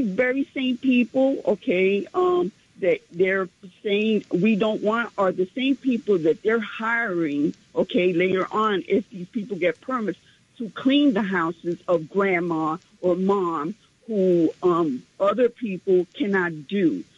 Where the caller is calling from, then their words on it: New York City, New York, United States; from Central Harlem.